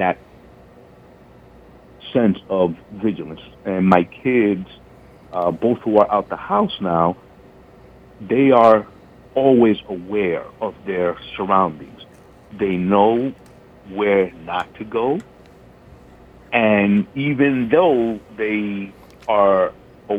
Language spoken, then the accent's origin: English; New York City, New York, United States; now in Germantown, United States; I grew up in the South Bronx born in the 60s and lived there through the crack epidemic